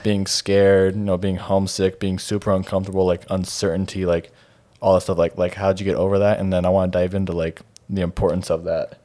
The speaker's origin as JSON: {"language": "English", "town": "Twin Falls", "region": "Idaho", "country": "United States", "tie": "born or raised there", "also_born_or_lived": "Boise, Idaho", "said": "I'm from Twin Falls, um, so if you guys don't know, that's just, like, a little, like, an hour and a half south of Boise and Idaho"}